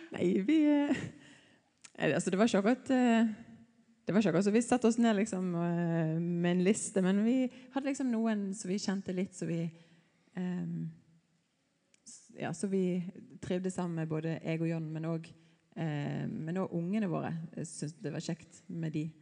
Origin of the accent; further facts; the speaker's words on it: a little north of Bergen, Vestland, Norway; moved away; Jeg er litt nord fra Bergen